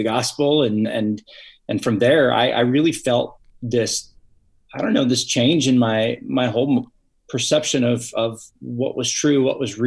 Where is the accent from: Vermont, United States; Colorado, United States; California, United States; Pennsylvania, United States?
California, United States; Fresno; now in San Diego, United States; Originally from the Central Valley, California. So the Fresno, Clovis area, and born and raised in there.